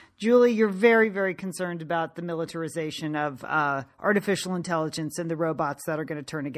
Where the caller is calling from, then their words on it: Bend, Oregon, United States; and today I am ringing in from Bend, Oregon